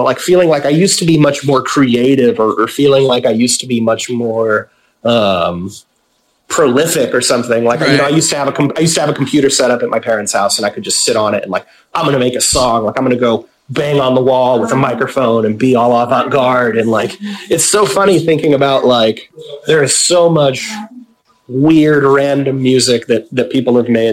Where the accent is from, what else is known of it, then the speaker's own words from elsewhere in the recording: Vacaville, California, United States; that came from my hometown